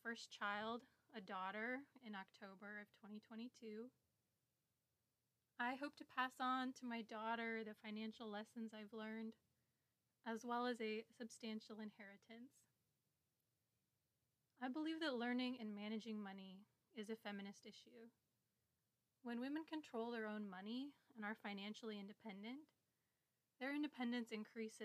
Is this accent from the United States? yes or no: yes; Midwest, United States; I grew up in the Midwest with a twin sister